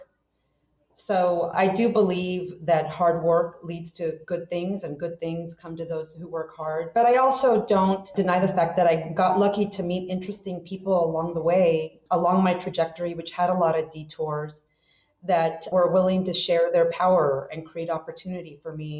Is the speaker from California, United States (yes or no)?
yes; rural Northern California, United States; also born or lived in Mexico / Guanajuato, Mexico; we grew up very poor in rural Northern California